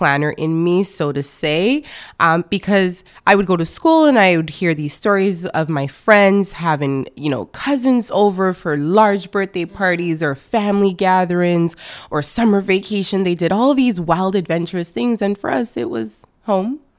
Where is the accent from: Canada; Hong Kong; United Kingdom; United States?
Canada; also born or lived in France / Montreal; I was born in France, actually. So my parents did the great migration from Ghana. So I am Ghanaian Canadian.